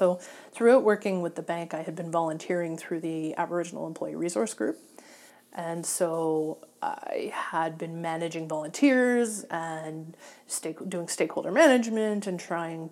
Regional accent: Ontario, Canada; also born or lived in Goderich, Ontario / Orillia, Ontario / Clinton, Ontario / Ottawa, Ontario; now in Sarnia, Canada; being from Ontario, I grew and growing up on Lake Huron

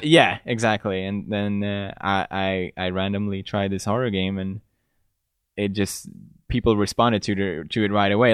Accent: Gothenburg, Västra Götaland, Sweden; English is a second language; moved away as an adult; also born or lived in Italy; now in United Kingdom; I grew up in Gothenburg

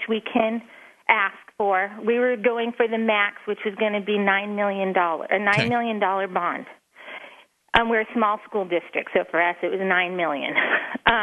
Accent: Northern California, United States; I am from Northern California.

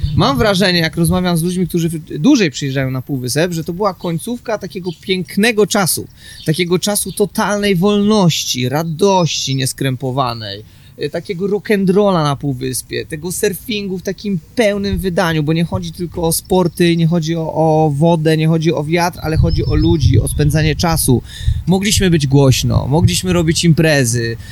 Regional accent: Łódź, Łódź Voivodeship, Poland; mieszkam na co dzień w Łodzi, pochodzę z Łodzi

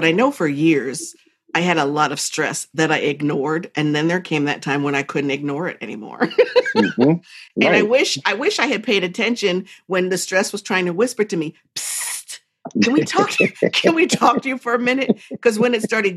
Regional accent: United States; I'm like the American

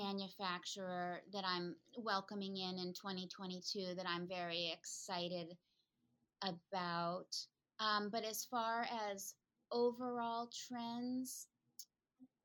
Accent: Concord, Massachusetts, United States; moved away as an adult; also born or lived in California; I decided to move back to my hometown of Concord, Mass

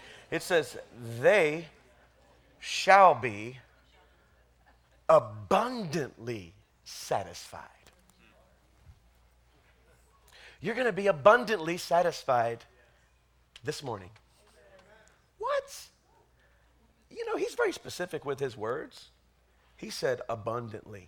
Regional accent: the South, United States; I grew up in the South

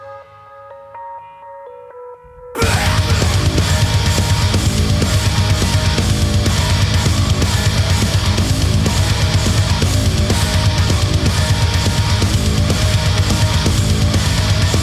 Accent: United Kingdom; we're from a country of binge drinkers

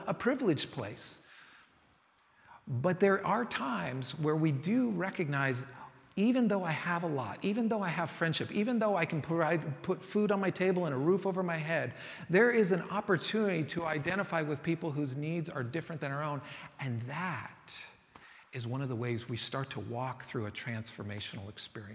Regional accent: San Francisco, California, United States; I grew up in San Francisco

